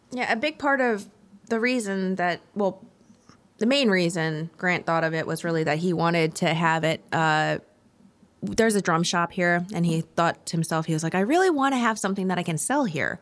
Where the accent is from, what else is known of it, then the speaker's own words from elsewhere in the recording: Ohio, United States; also born or lived in New York / Madison, Tennessee; now in Nashville, United States; I'm from Ohio originally, and then moved to New York